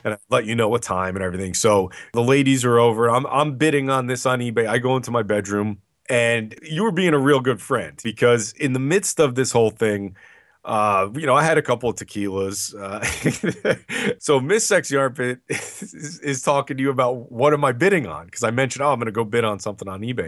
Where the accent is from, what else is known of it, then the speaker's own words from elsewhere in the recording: New Jersey, United States; it was in my home state